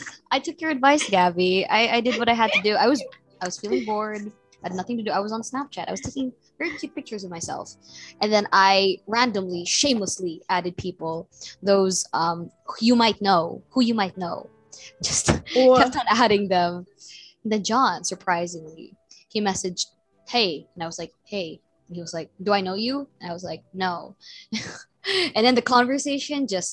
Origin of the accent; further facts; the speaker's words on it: Bacolod, Western Visayas, Philippines; I was from Bacolod